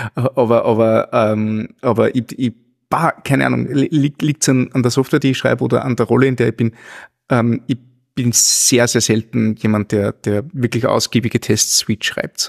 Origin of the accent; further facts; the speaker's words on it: near Linz, Upper Austria, Austria; ich komme aus der Nähe, Nähe von Linz